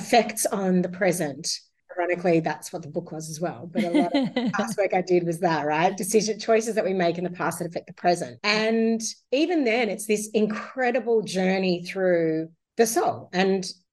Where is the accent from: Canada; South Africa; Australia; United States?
Australia; Sydney, New South Wales; also born or lived in Werribee, Victoria; I was born in Werribee in Victoria, grew up on a military base, ended up in Sydney from 5, been here my whole life.